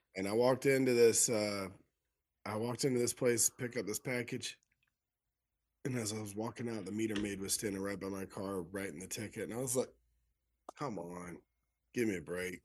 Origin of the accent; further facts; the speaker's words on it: Tennessee, United States; Growing up in Tennessee